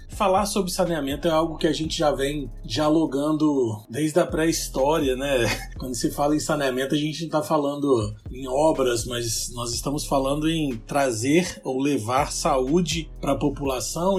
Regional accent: Colatina, Espírito Santo, Brazil; Eu sou natural do Espírito Santo, de uma cidade do interior chamada Colatina

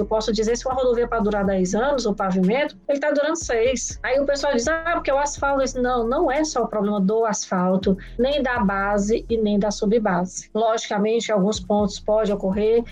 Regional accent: Ceará, Brazil; also born or lived in São Paulo; eu sou paulista, mas moro no Ceará há muito tempo, minha família toda é cearense. Eu estudei minha vida toda no Ceará

